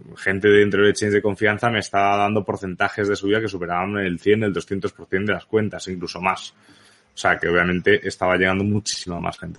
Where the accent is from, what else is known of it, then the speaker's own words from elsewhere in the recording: Balearic Islands, Spain; also born or lived in Barcelona; nací en Barcelona realmente, pero donde he vivido toda la vida ha sido en Baleares